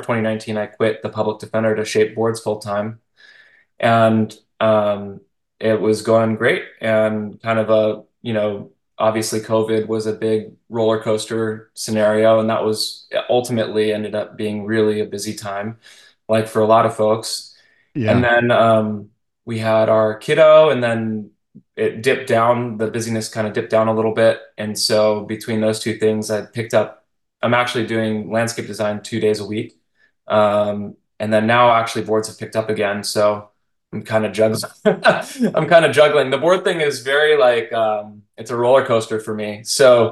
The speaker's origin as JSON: {"language": "English", "town": "Tustin", "region": "California", "country": "United States", "tie": "born or raised there", "moved": "yes", "lives_now": "San Luis Obispo area, United States", "said": "I grew up in Orange County. I grew up in Tustin"}